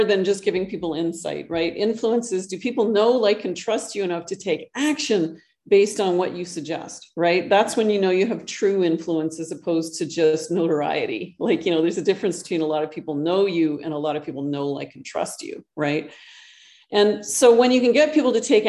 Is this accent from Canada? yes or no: yes; Canada; moved away as an adult; now in Costa Rica; I actually live in Costa Rica. I'm originally from Canada, but I moved south several years ago.